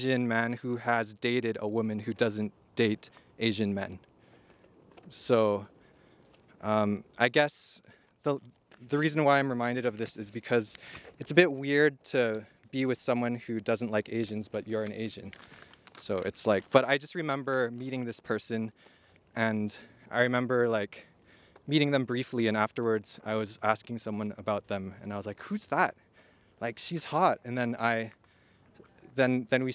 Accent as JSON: {"language": "English", "town": "Edmonton", "region": "Alberta", "country": "Canada", "said": "I was from Edmonton."}